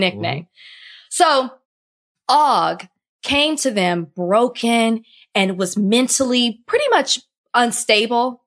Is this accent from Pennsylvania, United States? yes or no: no; Texas, United States; moved away as an adult; now in Florida, United States; I'm a Texan through and through.